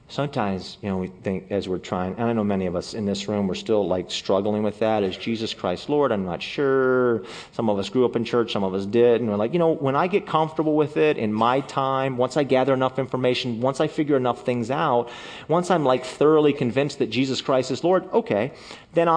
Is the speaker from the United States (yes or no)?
yes; United States; I don't speak the language because I'm an American